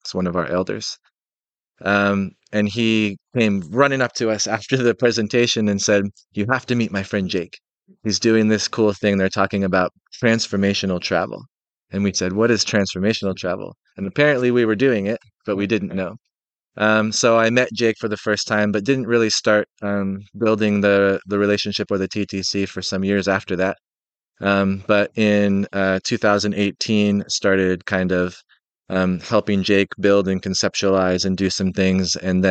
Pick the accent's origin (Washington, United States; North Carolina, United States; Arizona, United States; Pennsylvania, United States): Washington, United States; Seattle; So, I'm 38. I'm from Seattle, Washington, in the United States, and I grew up in a really small rural town in the Northwest.